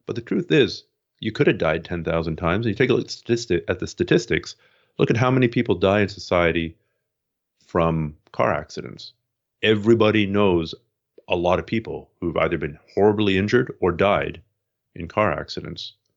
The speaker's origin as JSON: {"language": "English", "country": "Canada", "said": "I'm Canadian"}